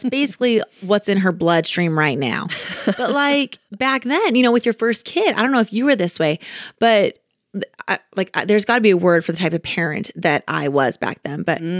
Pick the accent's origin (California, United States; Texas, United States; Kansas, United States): Kansas, United States; Like we are hardworking people. Just like you're, you know, growing up in Kansas, you kind of just learn to be a hard worker.